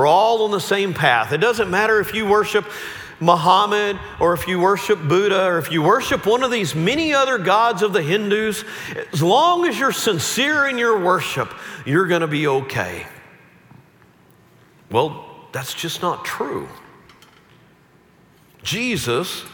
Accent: Central Texas, United States; I grew up in the Bible Belt. I grew up in Central Texas

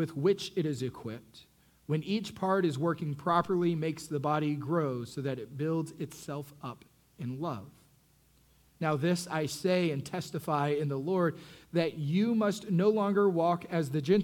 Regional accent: Texas, United States; I'm growing up in Texas, and so I get to high school

